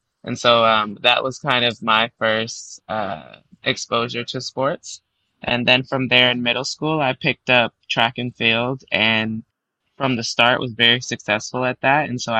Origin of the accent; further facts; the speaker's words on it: Charlotte, North Carolina, United States; eventually settled in Charlotte, North Carolina, once my parents had a divorce. And so from there, I was raised in Charlotte and then attended UNC Chapel Hill. So spent a lot of my growing up years in North Carolina.